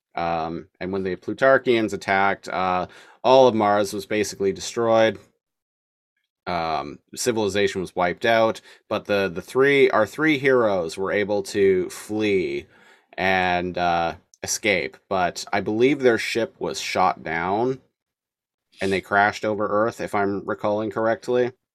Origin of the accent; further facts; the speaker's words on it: Nanaimo, British Columbia, Canada; now in Victoria, Canada; I grew up in Nanaimo